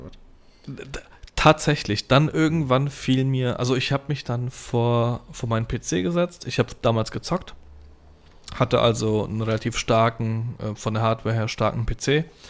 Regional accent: Gernsheim, Hesse, Germany; ich komme aus Gernsheim

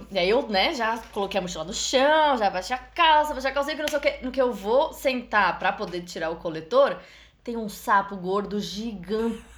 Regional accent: Brazil; A gente na América Latina, a gente, eu digo, enquanto brasileiros viajando para outros países da América do Sul

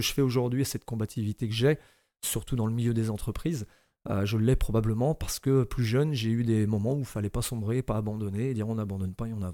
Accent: Saint-Malo, Brittany, France; also born or lived in Pipriac; Je suis né à Saint-Malo

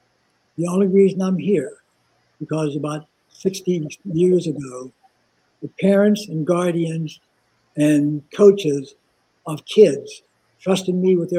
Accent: Pittsburgh, Pennsylvania, United States; I'm from Pittsburgh

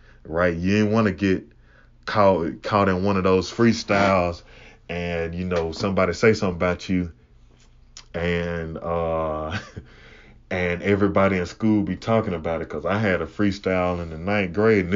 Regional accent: Huntsville, Alabama, United States; also born or lived in Mississippi; I'm originally from Mississippi, but I grew up in Alabama. I grew up in the northern half of Alabama

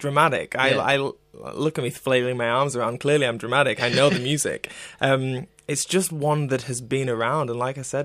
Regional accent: United Kingdom; as a British guy

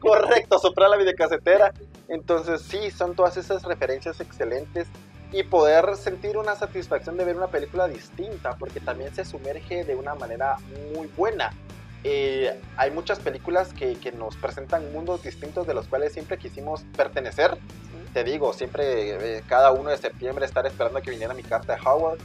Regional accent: Guatemala; somos de Guatemala, para las personas que nos escuchan lejos de o afuera de nuestras fronteras, somos de Guatemala

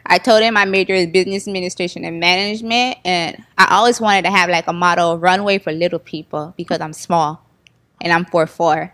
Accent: Florida, United States; I was born, born and raised in Florida and my parents was born in Haiti

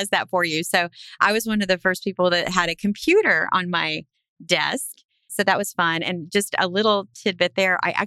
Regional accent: South Texas, United States; I was raised in South Texas, which is a very ag-heavy part of the state

